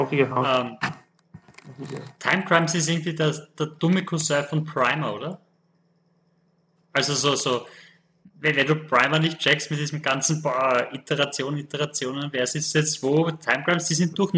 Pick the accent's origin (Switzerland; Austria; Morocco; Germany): Austria; bei uns in Österreich